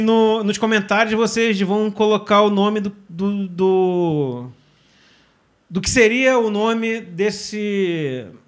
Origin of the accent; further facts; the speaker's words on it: Rio de Janeiro, Brazil; a gente é da Zona Oeste